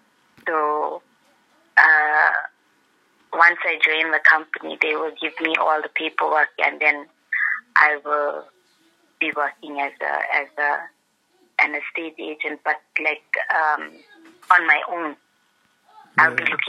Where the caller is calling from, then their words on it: Pietermaritzburg, KwaZulu-Natal, South Africa; I'm calling from Peter Maritzburg.